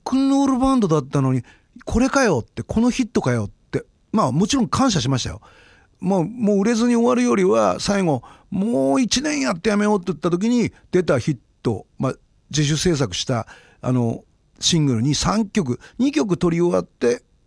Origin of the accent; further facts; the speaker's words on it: Kurihara, Miyagi, Japan; moved away; also born or lived in Kurikoma, Miyagi / Sendai; 俺の出身はあの宮城県の栗原市今は栗原市となってますけど栗原郡生まれたのは栗駒町っていうところですけど育ったのは若柳町っていうところ